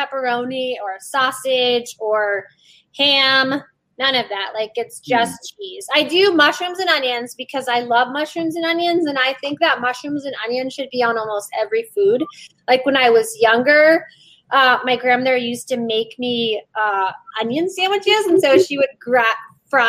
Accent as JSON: {"language": "English", "region": "East Coast", "country": "United States", "moved": "yes", "lives_now": "Las Vegas, United States", "said": "I'm from the East Coast"}